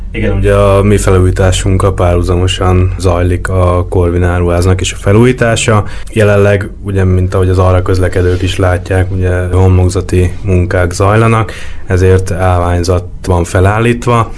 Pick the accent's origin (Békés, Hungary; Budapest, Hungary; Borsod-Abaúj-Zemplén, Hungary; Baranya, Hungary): Budapest, Hungary; Én, én itt nőttem föl Budapesten, belvárosba jártam iskolába